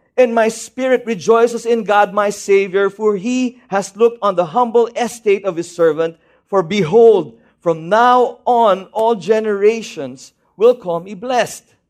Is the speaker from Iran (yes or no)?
no; Baguio, Cordillera Administrative Region, Philippines; moved away; I'm from Baguio City